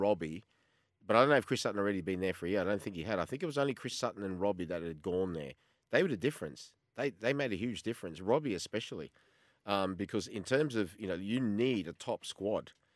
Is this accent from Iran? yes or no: no; Australia; as much as I'm Australian, I've still got a little bit of that Croatian temper in the background